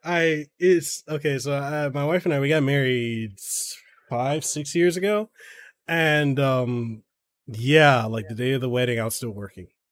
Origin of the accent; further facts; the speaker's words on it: Samoa; now in Hawaii, United States; when I was growing up in Samoa